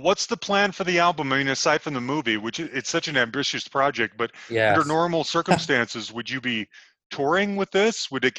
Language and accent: English; Salt Lake City, Utah, United States; moved away; I'm originally from Salt Lake City, Utah.